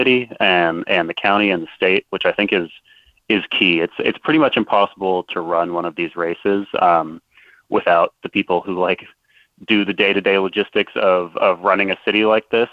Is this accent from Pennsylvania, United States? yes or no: yes; Philadelphia, Pennsylvania, United States; I'm not quite from Baltimore, but you know, Philly's close